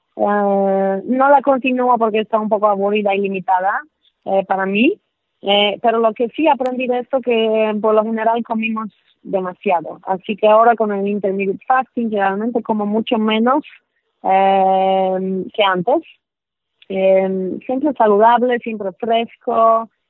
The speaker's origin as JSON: {"language": "Spanish", "country": "Poland", "also_born_or_lived": "New York / Mexico City", "second_language": "Spanish", "moved": "yes", "said": "soy polaca"}